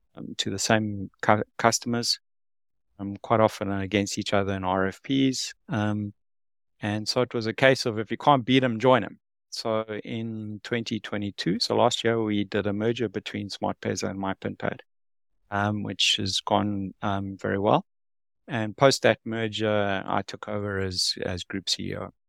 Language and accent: English; South Africa; moved away as an adult; now in Singapore; I'm from South Africa, uh, born and bred